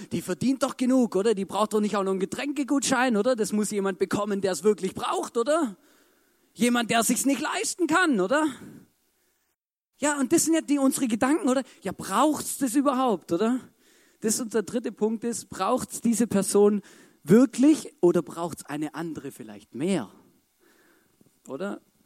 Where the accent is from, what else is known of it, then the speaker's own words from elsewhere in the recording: Baden-Württemberg, Germany; als Schwabe